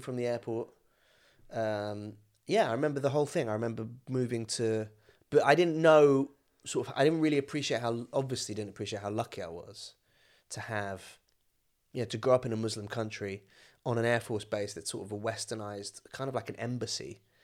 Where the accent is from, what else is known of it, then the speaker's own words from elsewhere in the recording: Suffolk, East of England, United Kingdom; moved away as an adult; also born or lived in Malaysia; now in London, United Kingdom; I was born in England, but I grew up in Malaysia, and then I moved back to Suffolk when I was, like, nine